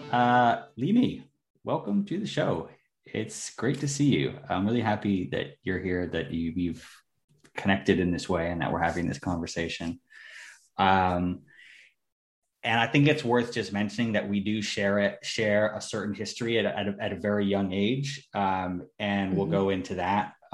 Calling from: Austria; I'm calling from Austria.

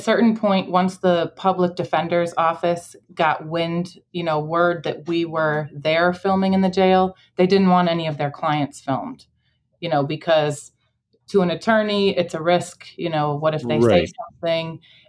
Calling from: Chicago, Illinois, United States; I'm in Chicago, on the west side.

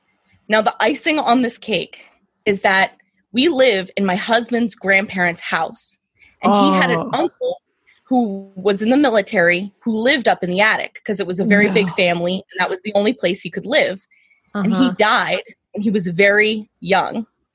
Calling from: Harrisburg, Pennsylvania, United States; Pennsylvania, Harrisburg.

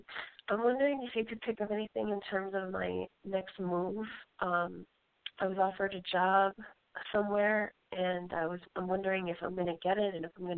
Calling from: Colorado, United States; I'm calling from Colorado.

